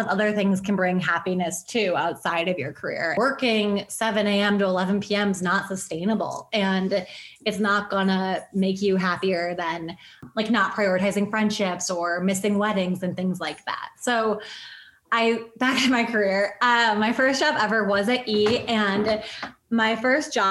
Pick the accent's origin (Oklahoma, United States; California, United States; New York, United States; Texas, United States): New York, United States; Buffalo; I grew up in Buffalo, so I grew up a Sabres fan